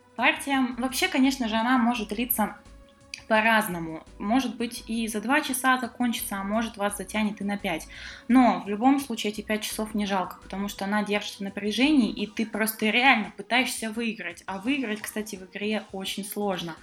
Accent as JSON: {"language": "Russian", "town": "Omsk", "region": "Omsk Oblast", "country": "Russia", "said": "Да, я, кстати, из Омска"}